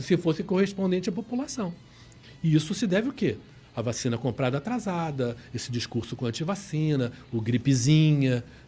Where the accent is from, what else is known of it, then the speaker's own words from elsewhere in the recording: Rio de Janeiro, Brazil; nós somos cariocas e somos né, fluminenses, no sentido do estado do Rio